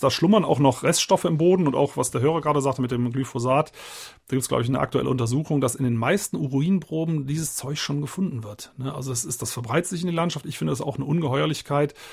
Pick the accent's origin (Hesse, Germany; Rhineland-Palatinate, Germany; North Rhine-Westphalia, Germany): Rhineland-Palatinate, Germany; Eifel-Hunsrück; aus meiner Heimatregion, Eifel-Hunsrück